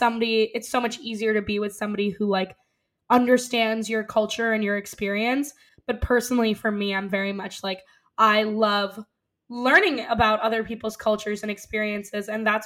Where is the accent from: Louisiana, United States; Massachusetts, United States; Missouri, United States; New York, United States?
New York, United States; New York City; I grew up on the Upper West Side, like most of my like best friends are Jewish.